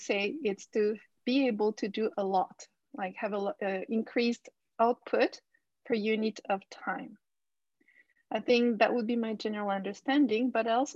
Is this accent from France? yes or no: yes; France; also born or lived in Japan; now in Istanbul, Turkey; I was born in Japan and I grew up in France, but I live in Istanbul now.